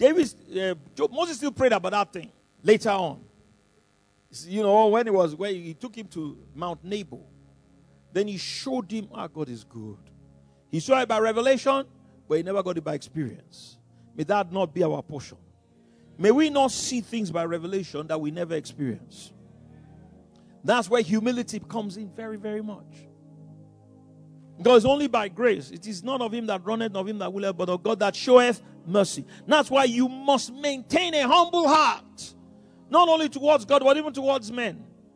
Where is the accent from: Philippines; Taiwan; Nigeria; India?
Nigeria; Lagos; also born or lived in Abeokuta, Ogun State; we're from Lagos, but really originally from Abeokuta